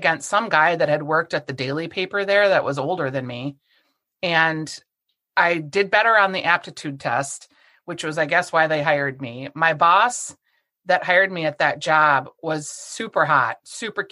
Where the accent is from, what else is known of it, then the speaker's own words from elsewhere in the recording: Bloomington, Minnesota, United States; also born or lived in Golden Valley, Minnesota; I grew up in Bloomington, Minnesota, which not far from where I live now in Golden Valley